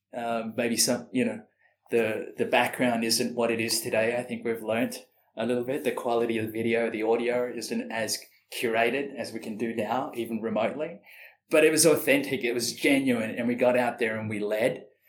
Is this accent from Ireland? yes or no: no; Sydney, New South Wales, Australia; moved away as an adult; also born or lived in Malaysia / Singapore / Austin, Texas; now in London, United Kingdom; growing up in Sydney, in Australia